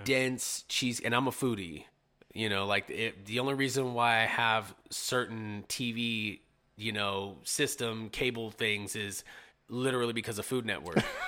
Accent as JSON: {"language": "English", "town": "Modesto", "region": "California", "country": "United States", "tie": "born or raised there", "also_born_or_lived": "San Jose / Ceres", "said": "I was born in San Jose, but I'm a Modesto, I'm a Modesto kid for sure."}